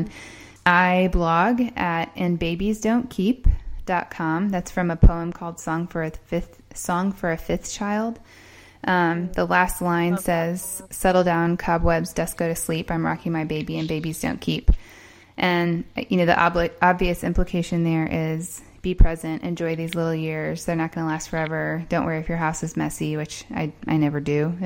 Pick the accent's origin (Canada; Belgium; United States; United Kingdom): United States; Indiana; moved away as an adult; also born or lived in Columbia, South Carolina; which is not where I'm from, if you can tell by my accent. I'm mostly from Indiana.